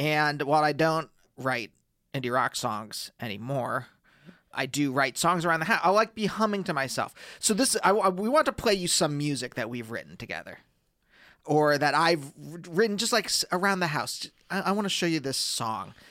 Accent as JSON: {"language": "English", "town": "Reading", "region": "Pennsylvania", "country": "United States", "tie": "born or raised there", "said": "when I was a teenager, uh, growing up in Pennsylvania"}